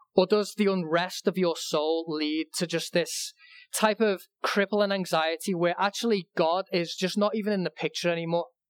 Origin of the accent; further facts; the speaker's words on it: England, United Kingdom; when I was growing up in England